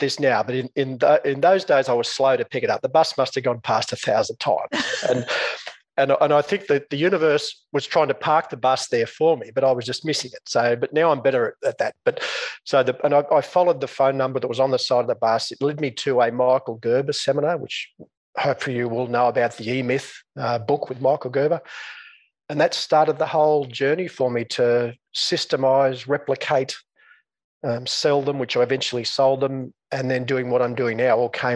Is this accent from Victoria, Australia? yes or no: no; Coonamble, New South Wales, Australia; moved away as an adult; also born or lived in Newcastle, Australia / Sydney, Australia; I grew up in a small country town in northwest New South Wales, Australia